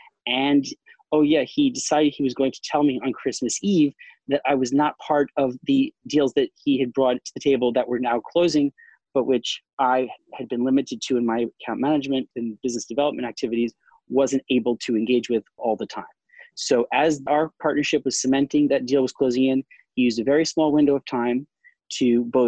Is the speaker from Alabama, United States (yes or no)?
no; New York City, New York, United States; also born or lived in Charlotte, North Carolina / Florida / California / London; I'm from New York originally, New York City specifically, in Long Island. And I spent many years in North Carolina, in Charlotte, North Carolina, Florida. So I've lived all over California, some time in London.